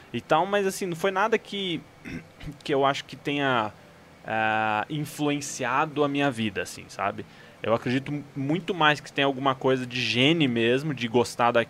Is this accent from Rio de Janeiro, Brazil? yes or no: no; Campo Mourão, Paraná, Brazil; moved away as an adult; now in Curitiba, Brazil; eu sou do interior do Paraná, de Campo Mourão, né? É, nasci Bicho do Paraná. lá, sou pé vermelho.